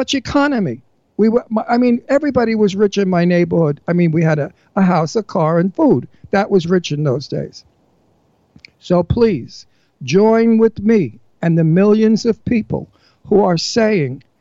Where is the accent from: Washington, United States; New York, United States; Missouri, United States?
New York, United States; New York City; accent: New Yorker; I'm a New Yorker, and I sound just like Trump because that's how we talk